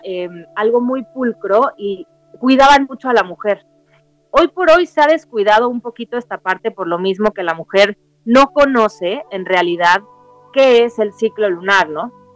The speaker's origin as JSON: {"language": "Spanish", "country": "Mexico", "tie": "born or raised there", "said": "soy mexicana, soy nacida aquí en México"}